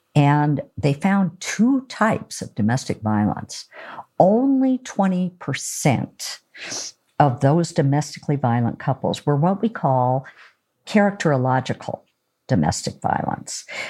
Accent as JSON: {"language": "English", "region": "Oregon", "country": "United States", "said": "I'm from Oregon"}